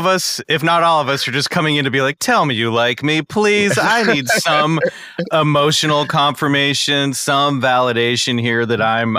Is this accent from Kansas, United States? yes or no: yes; suburbs of Kansas, United States; moved away; growing up as a kid in the suburbs of Kansas